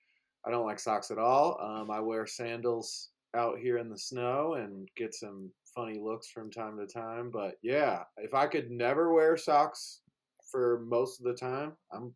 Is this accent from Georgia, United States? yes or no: yes; Georgia, United States; now in Colorado, United States; growing up in Georgia, didn't have much use for them, but when you're out on the ski slopes here in Colorado